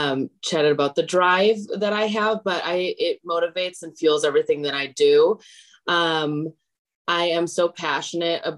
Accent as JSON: {"language": "English", "region": "Wisconsin", "country": "United States", "moved": "as an adult", "lives_now": "Los Angeles, United States", "said": "I actually am from Wisconsin. I'm from Kokona, Wisconsin, if anyone knows where that is. And I moved to LA about 3.5 years ago"}